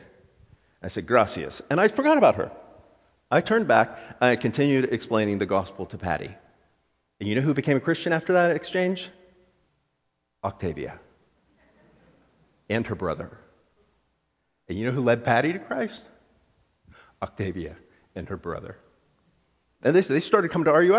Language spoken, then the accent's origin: English; South Florida, United States; I'm from South Florida